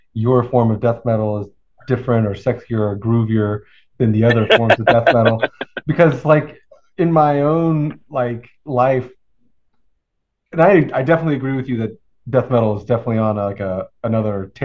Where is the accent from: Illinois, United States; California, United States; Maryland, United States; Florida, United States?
Florida, United States; I'm from Florida